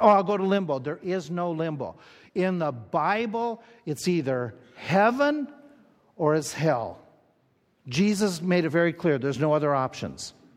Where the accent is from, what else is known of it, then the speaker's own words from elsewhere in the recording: Little Falls, Minnesota, United States; moved away; I grew up in Little Falls, Minnesota